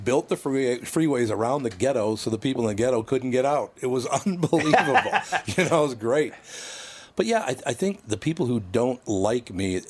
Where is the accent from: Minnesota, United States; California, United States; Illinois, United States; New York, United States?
Minnesota, United States; Minneapolis; no, I act like I'm from North Minneapolis, because that's how it was. It was all Catholics east of Lyndale to the river.